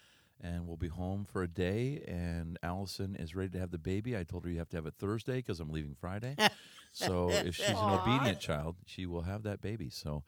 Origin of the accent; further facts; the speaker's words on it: St. Thomas, Ontario, Canada; I'm the Canadian.